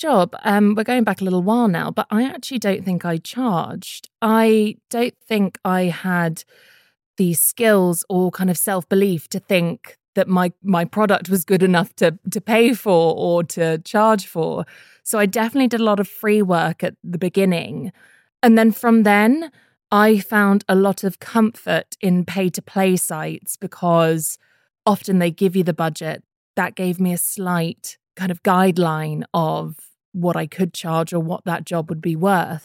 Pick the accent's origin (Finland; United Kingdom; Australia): United Kingdom; I'm a British voiceover artist